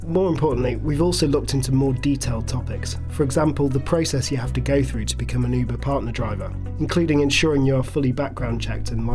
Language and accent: English; Leeds, Yorkshire and the Humber, United Kingdom; also born or lived in North London; now in London, United Kingdom; I'm originally from Leeds, but now call North London home